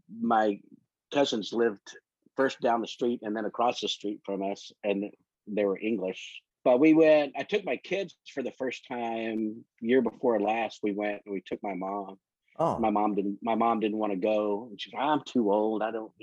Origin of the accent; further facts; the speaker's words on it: Amarillo, Texas, United States; also born or lived in England / Louisiana / Taiwan / San Antonio; I was an Air Force brat, so I was born in Amarillo, and when I was like a year old, we moved to England.